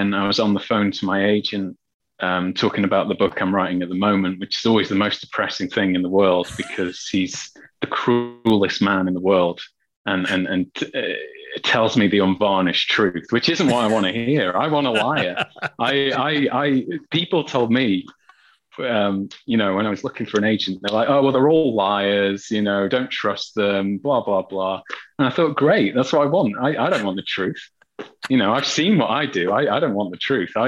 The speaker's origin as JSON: {"language": "English", "town": "Stoke-on-Trent", "region": "West Midlands", "country": "United Kingdom", "said": "I am from Stoke-on-Trent."}